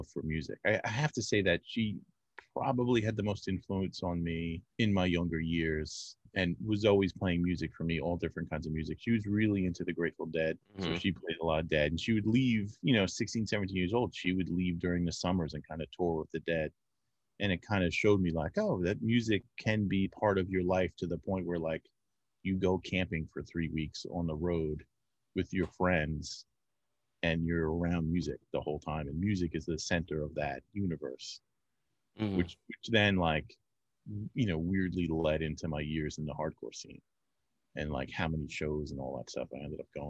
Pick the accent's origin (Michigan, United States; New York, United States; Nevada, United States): New York, United States; Amityville; I grew up in Amityville